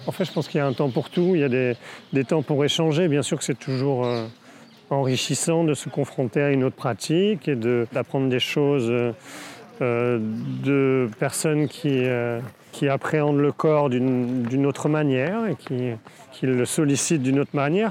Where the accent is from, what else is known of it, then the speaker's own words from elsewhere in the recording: Brittany, France; also born or lived in Saint-Jacques-de-la-Mer; j'ai grandi en Bretagne